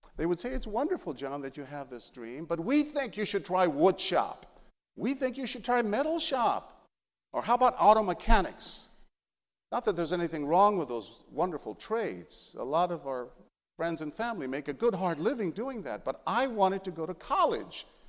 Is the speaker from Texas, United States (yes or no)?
yes; San Antonio, Texas, United States; first language Spanish; English is a second language; when I was a little boy growing up in that barrio in San Antonio